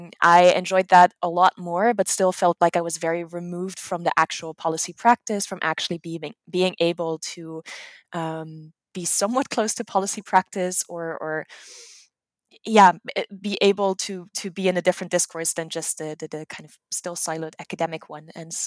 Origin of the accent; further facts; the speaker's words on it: Netherlands; English is a second language; now in United States; I am from the Netherlands. My mom is German-American, so there is a little bit of a family connection to the US.